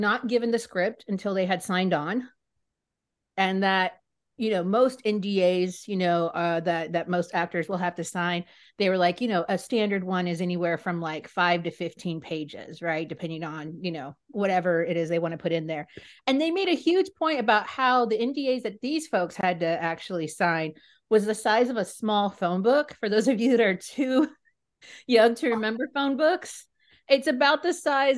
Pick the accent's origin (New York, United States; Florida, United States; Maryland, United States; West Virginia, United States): Florida, United States; South; moved away as an adult; now in Burbank, United States; I'm Mexican, but I am from South Florida